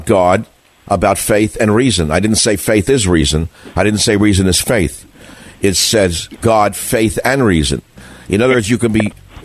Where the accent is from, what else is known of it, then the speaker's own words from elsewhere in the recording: New York, United States; I grew up in New York.